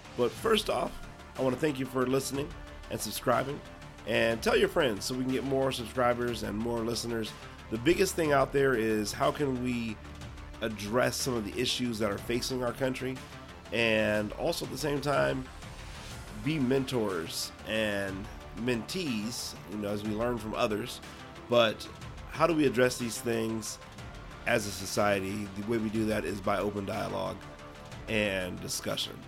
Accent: Ohio, United States; now in Arizona, United States; Ohio, grew up there, raised and eventually moved out to the Southwest. So currently living in Arizona

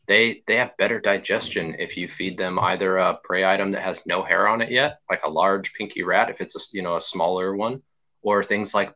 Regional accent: Arizona, United States; moved away as an adult; now in Virginia, United States; growing up in Arizona

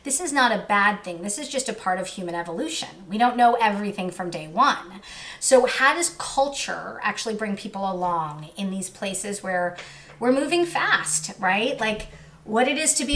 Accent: Southern California, United States; also born or lived in Queens, New York; I ended up living in Southern California for most of my life. So I am a SoCal kid, even though I'm from Queens

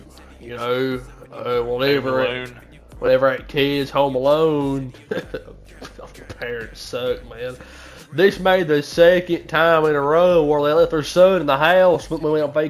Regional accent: California, United States; accent: country; It might not sound like it, but I'm from California.

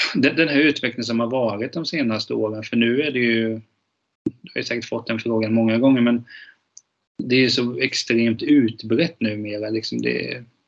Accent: Hultsfred, Kalmar County, Sweden; Jag är ju från Hultsfred

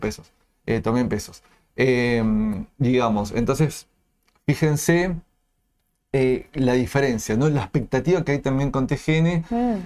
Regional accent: Argentina; como, argentino

